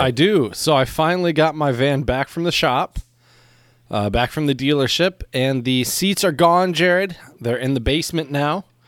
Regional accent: Michigan, United States; now in China; as a Michigander

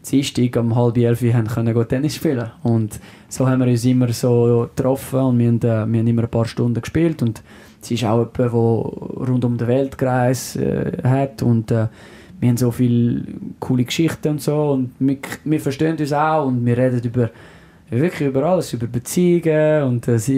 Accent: Switzerland; accent: French; first language French; German is a second language; Französisch ist meine Muttersprache, äh, Schweizerdeutsch, so also Deutsch mit dem französischen Akzent.

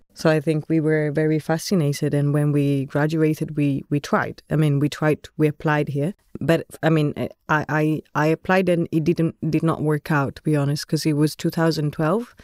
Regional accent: Florence, Tuscany, Italy; moved away as an adult; also born or lived in England; now in Netherlands; I'm Italian. Born and raised in Florence, studied architecture in Florence, then moved abroad in different places.

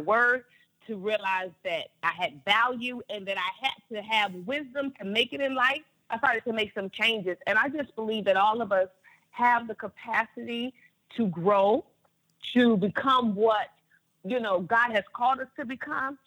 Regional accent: North Carolina, United States; I grew up, I'm from North Carolina

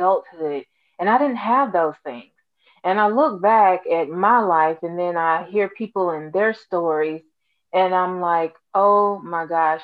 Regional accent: Alabama, United States; I'm actually from Alabama.

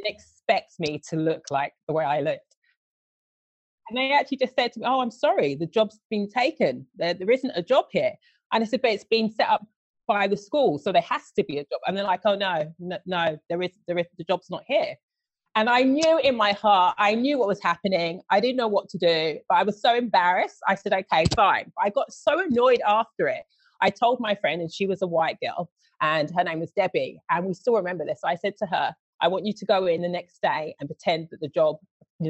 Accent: London, United Kingdom; moved away; also born or lived in United States / Australia; it was just nice growing up in London

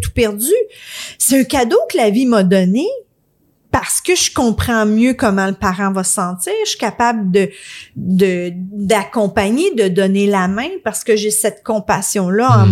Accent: Quebec, Canada; on est québécois

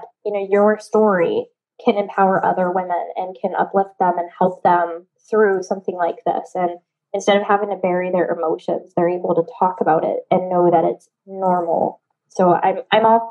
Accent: Cheyenne, Wyoming, United States; also born or lived in Kodiak, Alaska; now in New Orleans, United States; I grew up in Cheyenne, Wyoming

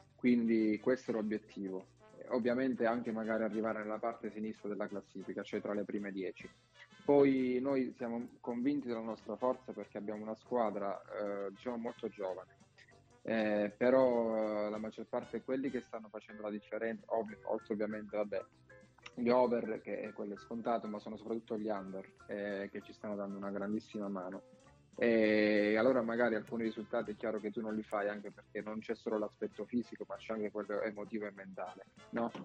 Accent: Bari, Apulia, Italy; moved away as an adult; now in Rotonda, Italy; là ho fatto tutte le scuole praticamente a Bari, perché i miei genitori sono, sono di Rotonda, qui però si sono poi trasferiti a Bari per lavoro

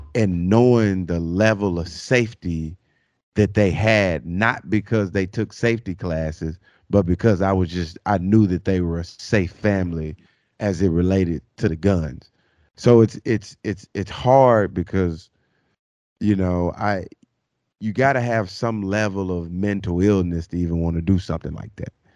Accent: Arkansas, United States; growing up in Arkansas, man, um, driving to school, uh, high school back in those days

